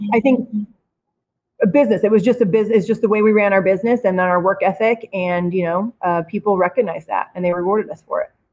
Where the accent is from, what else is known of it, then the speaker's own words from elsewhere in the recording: Twin Falls, Idaho, United States; also born or lived in Kimberly, Idaho; I'm not from Boise. I'm from Kimberly and Twin Falls